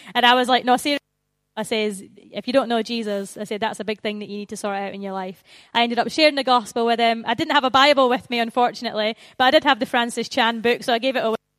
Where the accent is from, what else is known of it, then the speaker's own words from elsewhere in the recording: Scotland, United Kingdom; moved away as an adult; now in England, United Kingdom; I'm from the Promised Land, which is Scotland